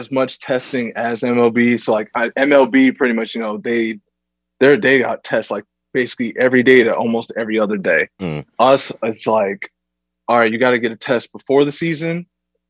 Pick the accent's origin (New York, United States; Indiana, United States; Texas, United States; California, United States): New York, United States; New Rochelle; I'm from Newro